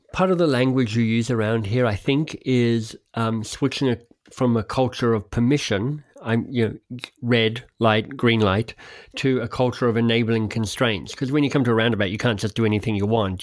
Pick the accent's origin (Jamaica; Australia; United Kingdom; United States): Australia; Canberra, Australian Capital Territory; I grew up in Canberra, Australia's national capital